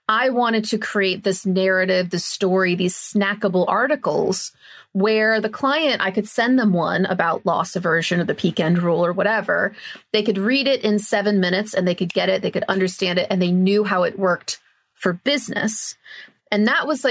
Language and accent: English; United States; moved away as an adult; also born or lived in Australia; now in United Kingdom; I'm originally from the US, as if you couldn't tell a mile away, the way I'm talking